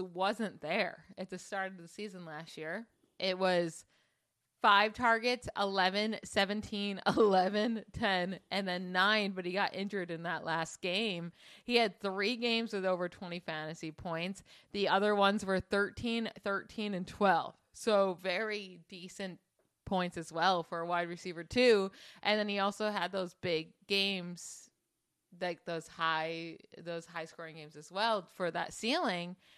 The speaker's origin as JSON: {"language": "English", "town": "Syracuse", "region": "New York", "country": "United States", "said": "We're from Syracuse, or I'm from Syracuse"}